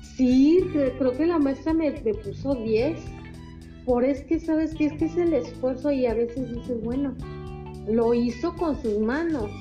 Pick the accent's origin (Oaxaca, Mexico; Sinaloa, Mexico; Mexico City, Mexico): Mexico City, Mexico; moved away as an adult; now in Veracruz, Mexico; Soy originaria de la Ciudad de México.